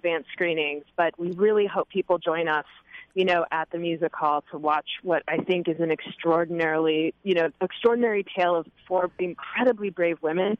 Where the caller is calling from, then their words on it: Texas, United States; we're calling in from Texas